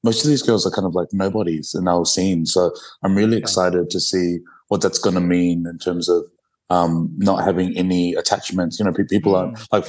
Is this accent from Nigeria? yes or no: no; New Zealand; moved away; because I come from New Zealand originally